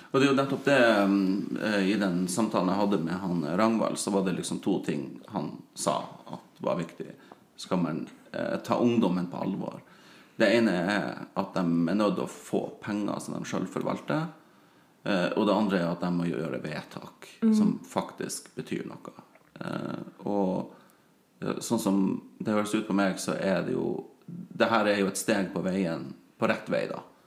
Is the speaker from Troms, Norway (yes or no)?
yes; Sørreisa, Troms, Norway; vi hadde ungdomsklubb i Sørreisa, der jeg vokste opp